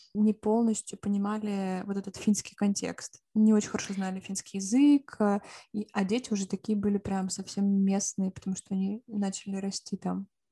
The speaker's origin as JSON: {"language": "Russian", "region": "Siberia", "country": "Russia", "also_born_or_lived": "Finland", "moved": "yes", "said": "я еще из Сибири"}